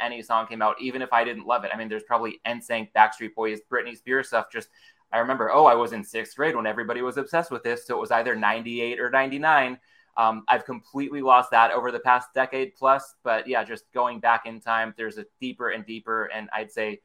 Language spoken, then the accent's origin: English; Southern California, United States; growing up in Southern California